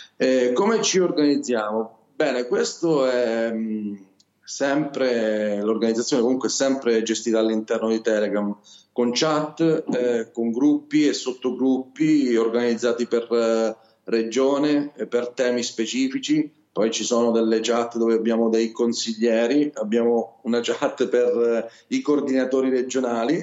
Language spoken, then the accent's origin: Italian; Calabria, Italy; accent: Calabrian; Io sono calabrese, purtroppo questo mio accento non so se si sente, ma sono del sud Italia